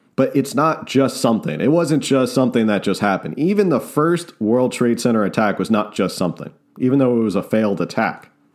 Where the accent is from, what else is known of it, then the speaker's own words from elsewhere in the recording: New Jersey, United States; I'm a kid from New Jersey